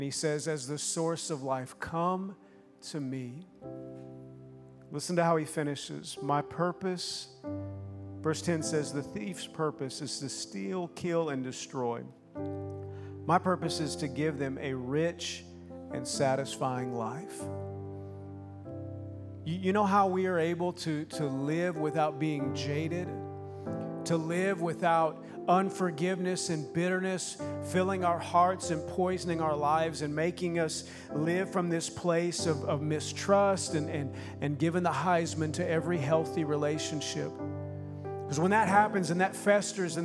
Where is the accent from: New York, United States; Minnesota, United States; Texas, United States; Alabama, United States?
Minnesota, United States; moved away; also born or lived in Oklahoma / Sweden; I grew up in Minnesota or Oklahoma, then Minnesota